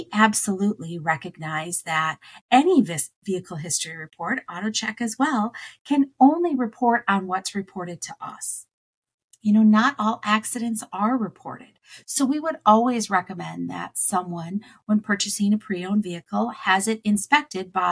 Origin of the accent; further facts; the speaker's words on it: Wisconsin, United States; I grew up in Wisconsin